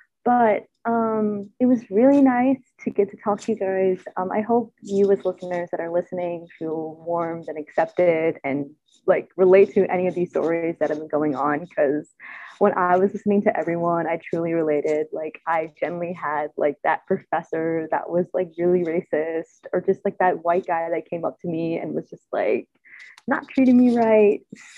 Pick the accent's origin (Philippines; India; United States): Philippines; Like, I am clearly Filipino